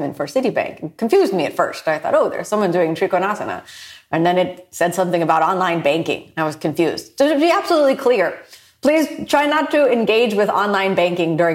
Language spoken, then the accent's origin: English; United States; born in the U.S., I'm part Japanese, and my dad is from Ohio, but, you know, his parents were born in Scotland